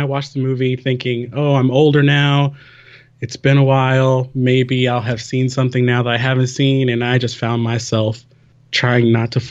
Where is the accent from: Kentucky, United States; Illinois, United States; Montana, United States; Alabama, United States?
Alabama, United States; I was raised in Alabama.